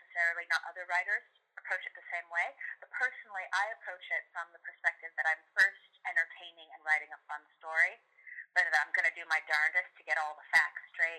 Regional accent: Seattle, Washington, United States; now in Southern California, United States; I'm actually not in Seattle. I'm from Seattle. I'm a Seattleite originally, but I live in Southern California

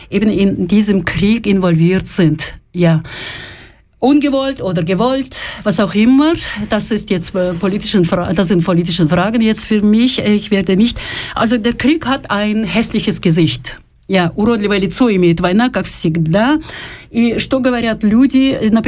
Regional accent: Kyiv, Ukraine; now in Zurich, Switzerland; Я родом с Украины

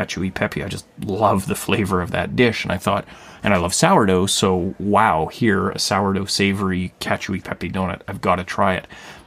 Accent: Thunder Bay, Ontario, Canada; Thunder Bay, my hometown

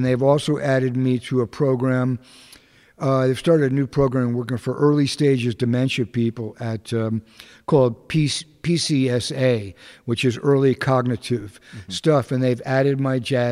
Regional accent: Hamden, Connecticut, United States; now in New York, United States; I'm from actually from Hamden, Connecticut

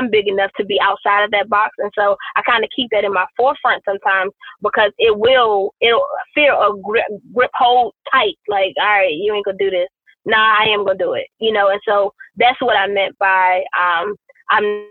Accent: Washington, District of Columbia, United States; I grew up in Southeast DC.

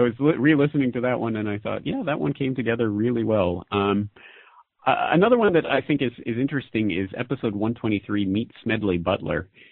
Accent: Canada; moved away as an adult; now in Japan; I'm a Canadian citizen who's living in Japan.

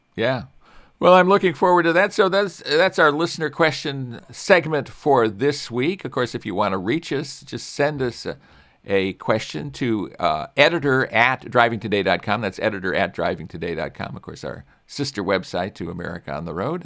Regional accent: Chicago, Illinois, United States; I grew up in Chicago area

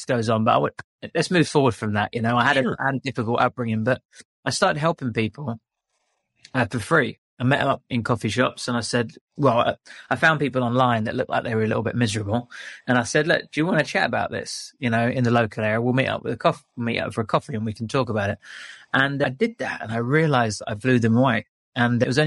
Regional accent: London, United Kingdom; moved away as an adult; also born or lived in England; now in Bali, Indonesia; I was from London

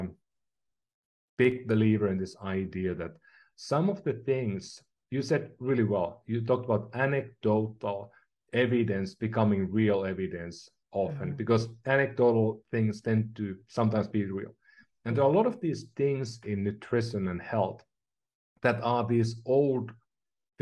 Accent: Finland; now in San Francisco, United States; I'm from Finland

